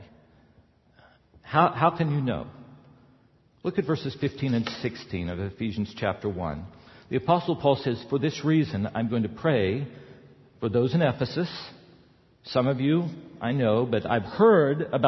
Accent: the South, United States; I grew up in the South

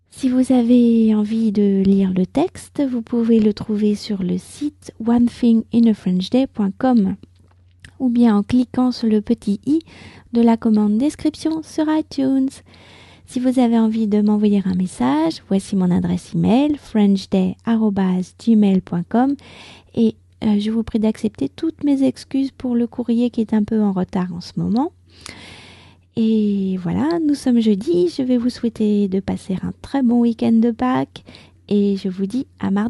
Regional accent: France; je suis française, j'habite près de Paris

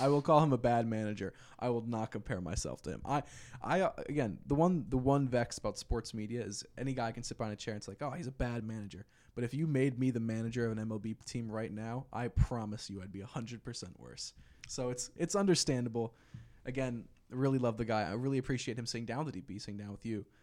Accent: Philadelphia, Pennsylvania, United States; I'm from Philly

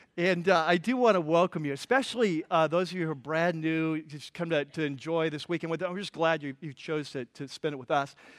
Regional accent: California, United States; I'm from California

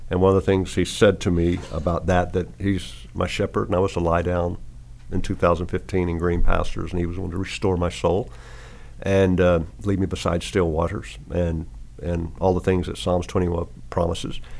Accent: Arkansas, United States; now in Tennessee, United States; Sixty five. So right. with great grandchildren. Great grandchildren. But see, I'm from Arkansas

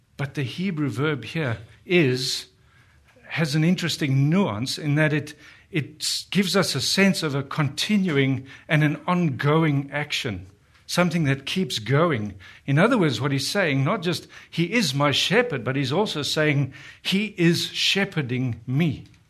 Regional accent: South Africa; moved away as an adult; we're from South Africa, been here for four years

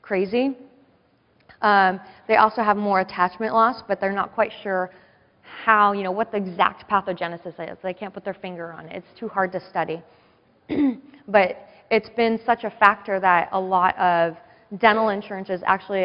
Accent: San Diego, California, United States; I grew up in San Diego.

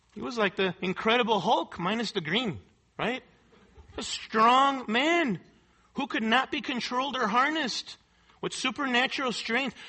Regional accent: Mexico City, Mexico; moved away; I grew up in Mexico City in a very poverty stricken area, in a poverty stricken colony.

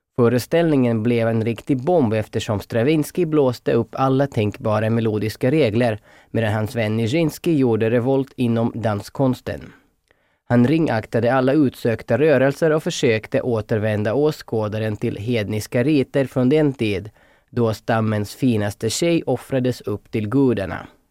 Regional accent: Russia; moved away as an adult; also born or lived in Perm, Russia; now in Finland; Jag är till exempel ryss som utexaminerats från Uralstaden Perms koreografiska skola

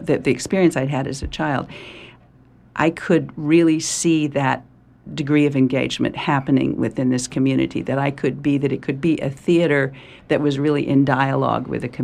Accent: Texas, United States; also born or lived in Oklahoma; I grew up in Texas and Oklahoma, and I grew up in a really large extended family. There were 21 great aunts and uncles in my family, in rural Texas

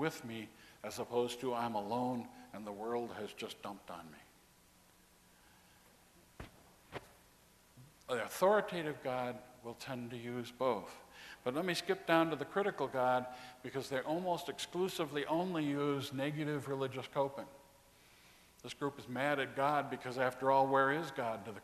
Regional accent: Texas, United States; I'm from Texas, hot.

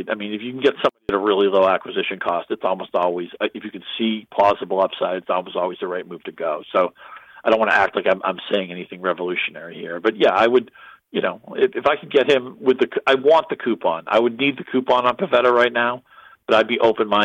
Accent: New England, United States; I'm a Bruins fan growing up in New England.

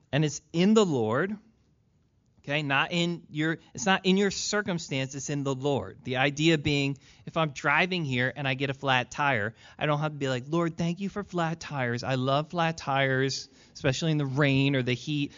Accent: Philadelphia, Pennsylvania, United States; I was born in Philly

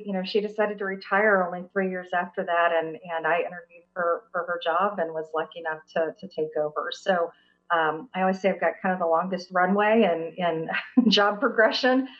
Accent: Topeka, Kansas, United States; also born or lived in Baldwin City, Kansas; now in Kansas City, United States; I did grow up in Topeka, Kansas.

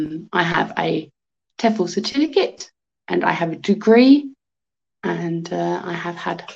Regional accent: England, United Kingdom; now in Poland; I am from England and I am living in Poland

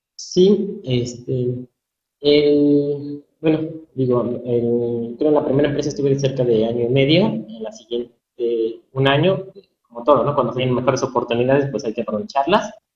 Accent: Pachuca, Hidalgo, Mexico; soy originario aquí de Pachuca, de Soto Hidalgo.

